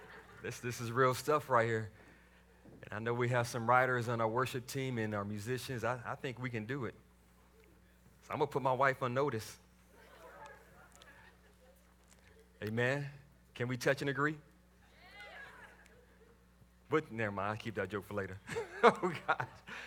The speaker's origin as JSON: {"language": "English", "town": "Waco", "region": "Texas", "country": "United States", "tie": "born or raised there", "moved": "yes", "said": "I grew up in the south side of Waco, Texas"}